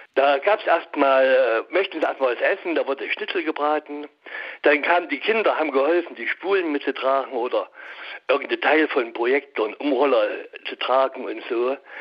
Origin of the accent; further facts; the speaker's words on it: Gera, Thuringia, Germany; moved away as an adult; now in Düsseldorf, Germany; ich komme aus Gera, da habe ich bis 1990 gearbeitet